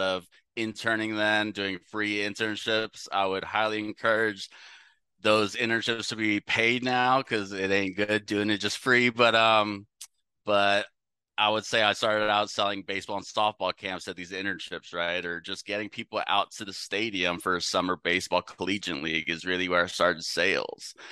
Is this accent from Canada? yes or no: no; San Francisco, California, United States; moved away as an adult; also born or lived in Louisiana / Texas; now in Dallas, United States; I'm up from the San Francisco Bay Area